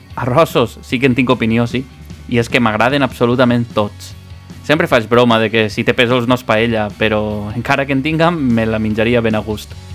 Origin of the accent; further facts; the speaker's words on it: Benissa, Valencian Community, Spain; moved away as an adult; also born or lived in Alicante; now in Barcelona, Spain; sóc de Benissa, poble de la Marina Alta